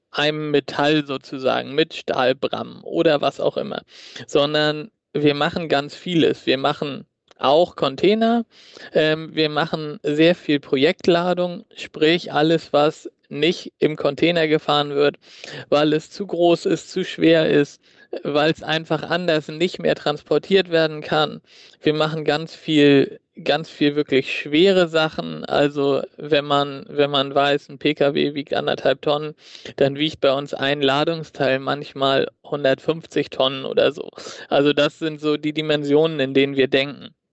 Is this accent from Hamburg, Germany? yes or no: yes; Hamburg, Germany; Also ich bin gebürtiger Hamburger und habe die ersten Jahre mit Blick auf den Hamburger Hafen gewohnt mit meinen Eltern